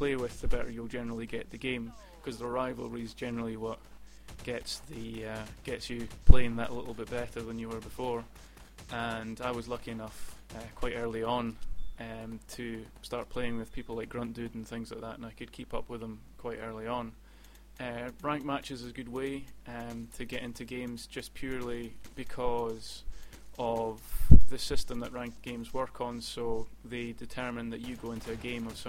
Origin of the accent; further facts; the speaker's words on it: Edinburgh, Scotland, United Kingdom; I'm born and bred in Edinburgh